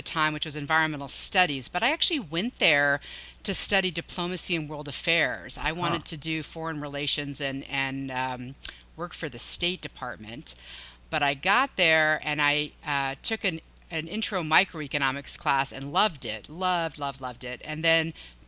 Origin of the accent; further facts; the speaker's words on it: Gillette, Wyoming, United States; moved away as an adult; also born or lived in North Carolina; I grew up in Gillette, Wyoming